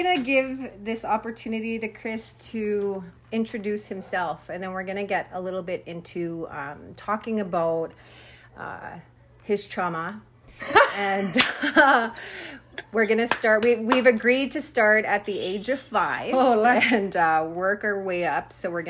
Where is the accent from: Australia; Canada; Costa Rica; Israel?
Canada; Saddle Lake Cree Nation, Alberta; I'm from Sally Cree Nation